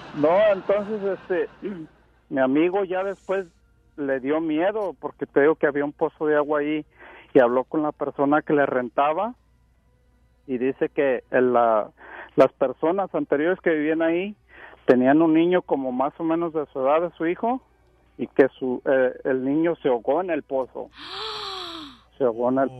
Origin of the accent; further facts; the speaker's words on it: Huentitán, Jalisco, Mexico; moved away; also born or lived in Seattle, Washington; Somos de allá donde es Vicente Fernández, somos de Huentitán